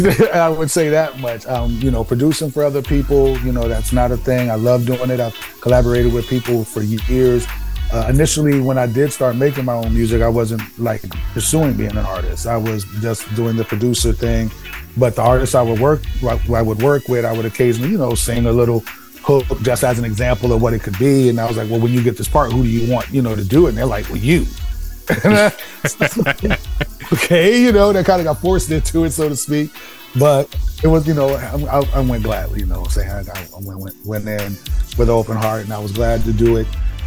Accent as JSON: {"language": "English", "region": "East Coast", "country": "United States", "tie": "born or raised there", "said": "Plus, I grew up on the East Coast and West Coast, so it was just a nice, you know, mixture of sounds that, you know, got me into music."}